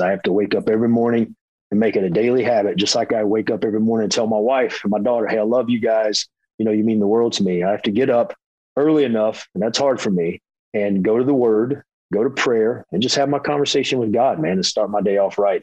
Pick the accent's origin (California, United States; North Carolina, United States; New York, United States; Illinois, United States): North Carolina, United States; Hickory; moved away as an adult; also born or lived in Florida; I am from Hickory, North Carolina, a small town